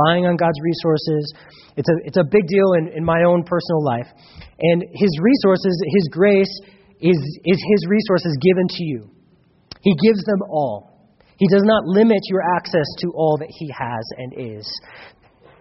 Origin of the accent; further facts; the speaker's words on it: United States; I grew up in America